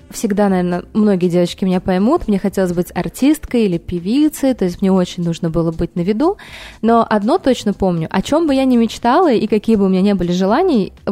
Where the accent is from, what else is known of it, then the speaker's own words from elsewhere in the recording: Uzbekistan; born there; А, я родилась в Узбекистане. А, у меня мама, папа, уроженцы, так скажем